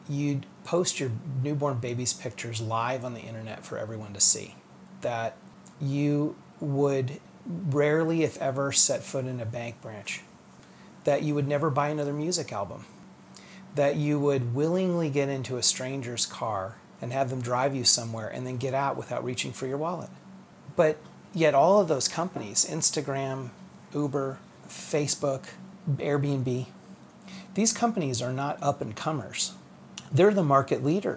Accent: Fort Wayne, Indiana, United States; also born or lived in Cincinnati, Ohio / Columbus, Indiana / Detroit, Michigan; now in Indianapolis, United States; we moved to Fort Wayne, which is where I went to elementary school. We, for a short time, lived outside of Detroit, Michigan, which is where I started high school, but I finished it here at Lawrence North in Indianapolis.

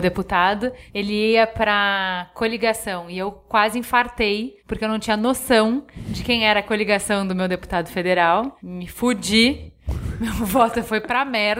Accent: Brazil; a gente, como brasileiro

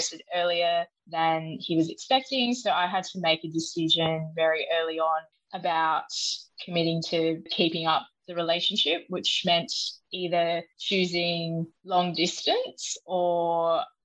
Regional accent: Sydney, New South Wales, Australia; moved away as an adult; I grew up in Sydney

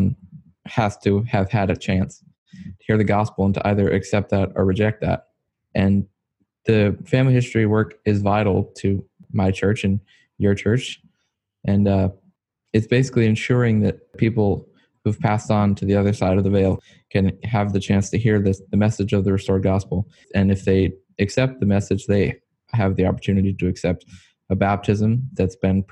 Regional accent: near Richmond, Virginia, United States; I was born in near Richmond, Virginia.

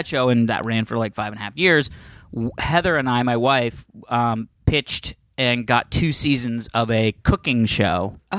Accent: Canada

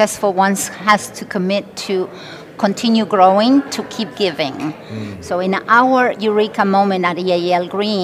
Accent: Argentina; moved away as an adult; now in United States; I was born and raised in Argentina, and I made the United States my home when I was 18 years old

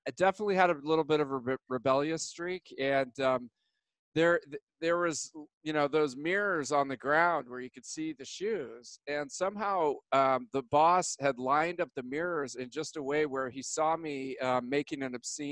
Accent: Alamo, California, United States; also born or lived in Walnut Creek, California; I was born in Walnut Creek. I was raised in Alamo, which is south of Walnut Creek in the East Bay

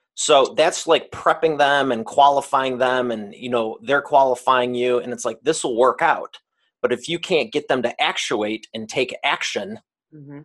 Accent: Detroit, Michigan, United States; I am from the great state of Detroit, Michigan, and I grew up here

